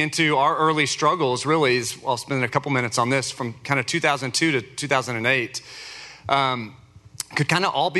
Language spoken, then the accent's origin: English; Richardson, Texas, United States; I grew up in Richardson.